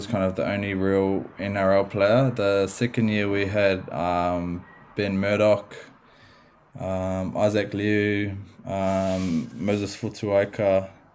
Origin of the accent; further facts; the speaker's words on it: Wellington, New Zealand; Yeah, I was born and raised in Wellington, New Zealand, a little suburb called Ellistown.